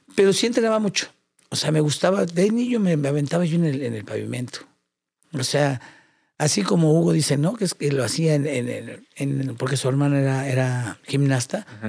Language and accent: Spanish; Mexico; orgulloso como mexicano